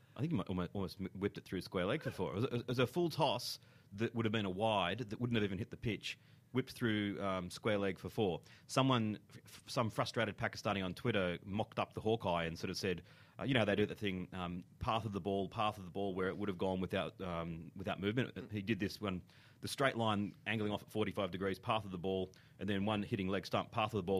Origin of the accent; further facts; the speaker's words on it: Australia; as an Australian